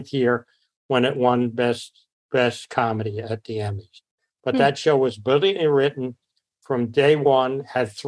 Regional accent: New York City, New York, United States; moved away; also born or lived in Los Angeles, California; I was born in L.A., but I grew up in New York, and New York's in my blood

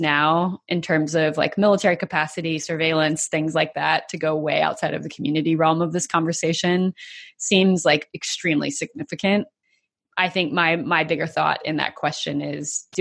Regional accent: United States; as an American

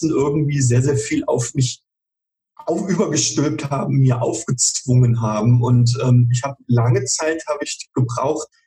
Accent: Schauenburg, Hesse, Germany; Ähm, ja, also ich komme örtlich, komme ich lokal aus Schauenburg, äh, in der mhm. Nähe von Kassel.

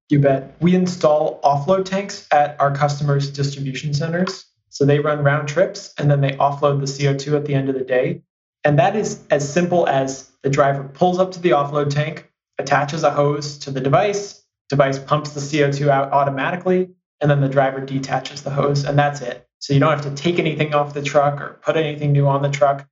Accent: San Francisco, California, United States; I grew up in San Francisco

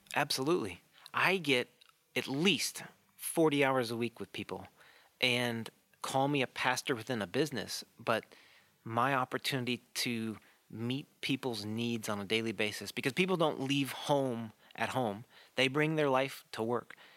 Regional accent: Chicago, Illinois, United States; I grew up in the Chicago area

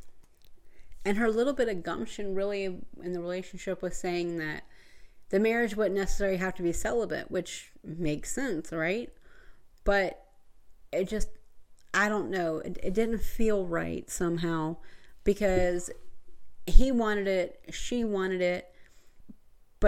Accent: Georgia, United States; I come from Georgia and we have Tallulah Falls

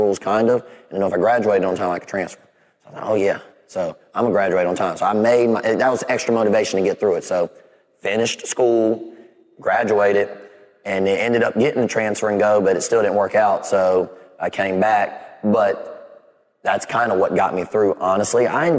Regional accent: Clemson, South Carolina, United States; growing up in Clemson, you don't know anything but Clemson.

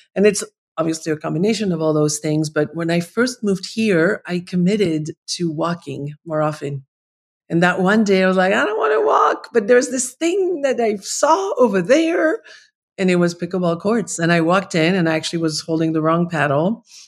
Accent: Paris, Île-de-France, France; moved away; I'm from Paris. Like, I'm a, I'm a city girl

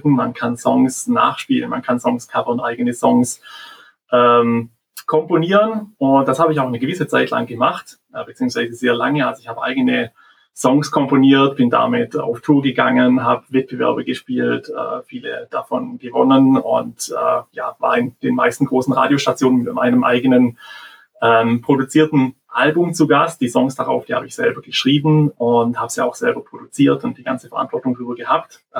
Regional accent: Tuttlingen, Baden-Württemberg, Germany; Ich komme aus Tuttlingen. Das ist ja Richtung Schwarzwald, Bodensee.

